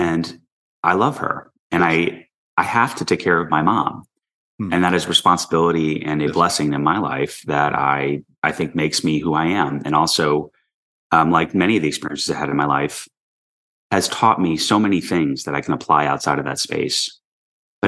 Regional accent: New York City, New York, United States; I grew up in New York City in the early 80s

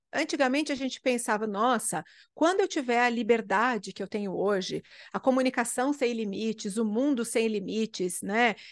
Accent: interior of Rio Grande do Sul, Brazil; moved away; eu sou do interior do Rio Grande do Sul

